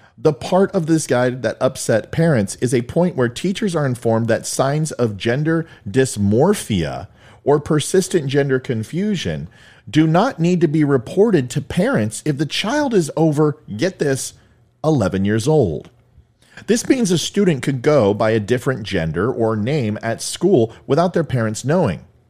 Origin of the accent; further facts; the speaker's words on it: Jefferson County, Colorado, United States; moved away; This is my hometown. My hockey team is there. I lived in Jeffco.